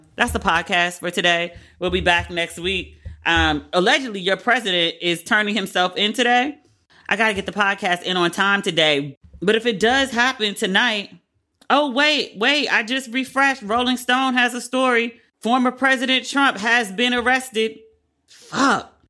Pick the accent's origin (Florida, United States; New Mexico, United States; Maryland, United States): Maryland, United States; I'm from Maryland, but I, I'm on the P G County side